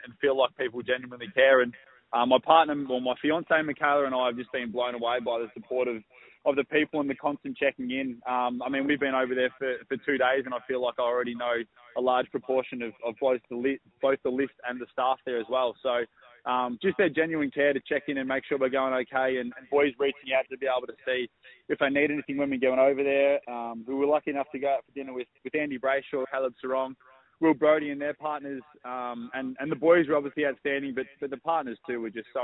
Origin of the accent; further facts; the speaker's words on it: Victoria, Australia; now in Gold Coast, Australia; on the Gold Coast, we're both from Victoria